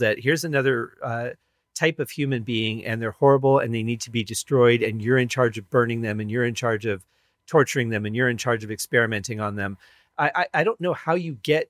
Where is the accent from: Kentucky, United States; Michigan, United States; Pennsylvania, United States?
Michigan, United States; I grew up in Michigan, so we were not far from Ohio.